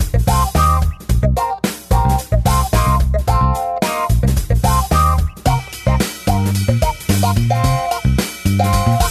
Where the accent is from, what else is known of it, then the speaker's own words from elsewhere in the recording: Brainerd, Minnesota, United States; that's my hometown here in central Minnesota